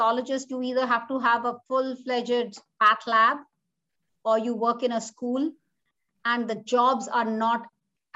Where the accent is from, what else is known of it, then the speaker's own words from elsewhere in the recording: India; moved away as an adult; now in Omaha, United States; I'm from a army background family, I'm an army brat kid, but because of parental pressure and how it is in India, and I grew up in India